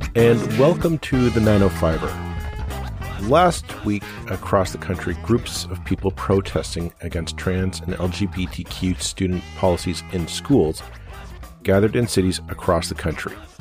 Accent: Burlington, Ontario, Canada; my hometown of Burlington

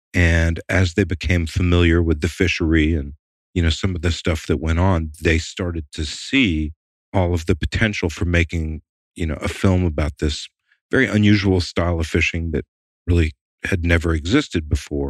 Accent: the South, United States; also born or lived in Atlanta / Maine; growing up in the South

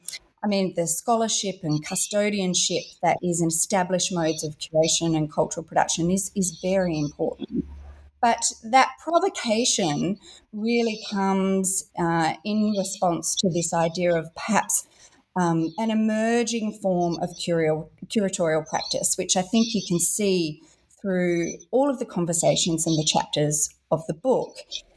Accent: Perth, Western Australia, Australia; I grew up in Western Australia here in Australia, so in Perth, one of the most remote cities in the world, but an extraordinary place.

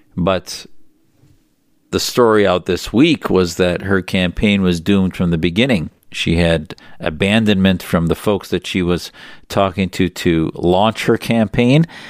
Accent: Wisconsin, United States; now in Arizona, United States; I grew up in Wisconsin

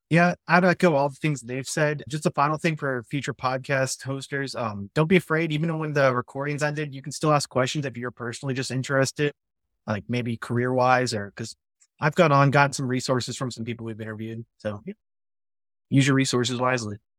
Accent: Iowa City, Iowa, United States; also born or lived in Saint Louis; I'm from Iowa City

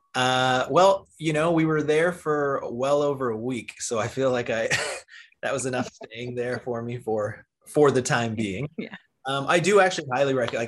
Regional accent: Cayman Islands; I grew up in the Cayman Islands

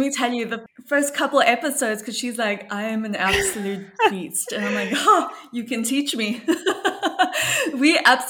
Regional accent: Johannesburg, Gauteng, South Africa; moved away; So I'm from Johannesburg, South Africa.

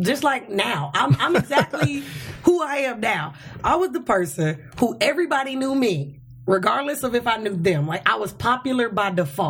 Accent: Chicago, Illinois, United States; now in Los Angeles, United States; I went to high school in Chicago. I'm from Chicago.

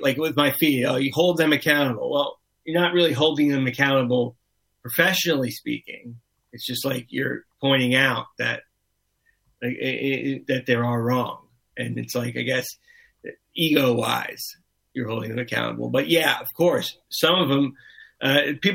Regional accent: Miami, Florida, United States; I grew up in Miami.

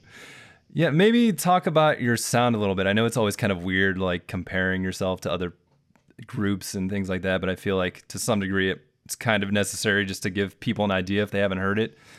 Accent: Ohio, United States; I'm from Ohio

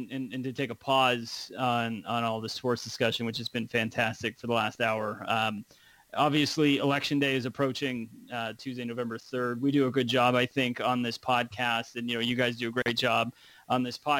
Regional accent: United States; As an American

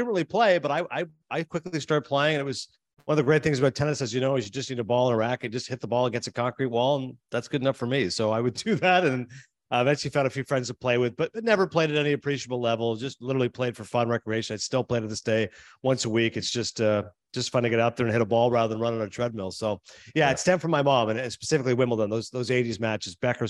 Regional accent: Canada; You hear some people mention hockey players, again, being Canadian, they hear a lot of votes for hockey

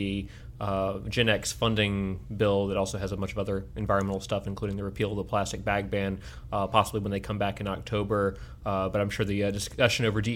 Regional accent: Virginia, United States; now in North Carolina, United States; when I grew up in Virginia

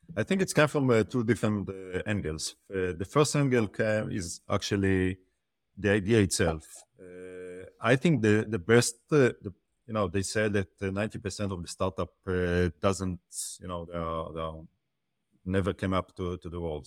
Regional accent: Israel; I'm from Israel

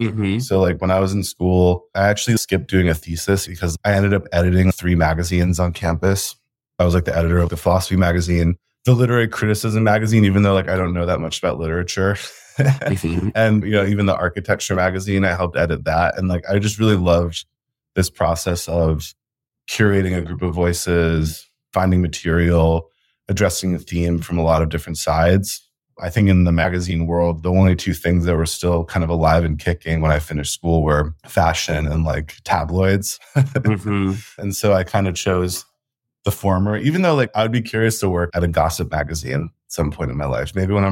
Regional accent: New York City, New York, United States; moved away as an adult; also born or lived in Colombia; I grew up in New York City, also went to college in New York City.

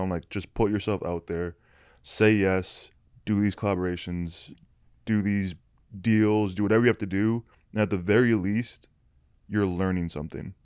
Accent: Canada; I'm Canadian

